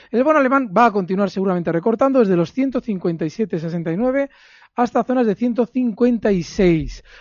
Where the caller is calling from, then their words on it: Ciudad Real, Castilla-La Mancha, Spain; Hola, buenas tardes. Soy … de Ciudad Real.